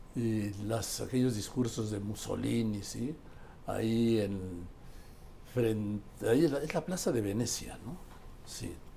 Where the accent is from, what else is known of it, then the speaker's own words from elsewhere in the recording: Mexico; also born or lived in Madrid, Spain; yo soy mexicano